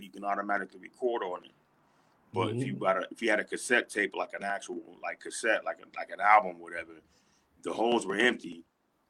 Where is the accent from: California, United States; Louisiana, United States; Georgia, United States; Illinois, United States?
California, United States; San Diego; I'm originally from San Diego, California, born and raised